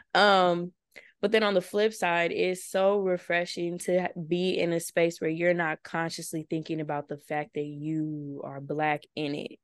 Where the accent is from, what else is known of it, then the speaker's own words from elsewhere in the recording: Victorville, California, United States; moved away as an adult; also born or lived in Chino, California; now in Washington, D.C., United States; I'm from Victorville, California, a little small city in the IE. Um, grew up there pretty much all my life.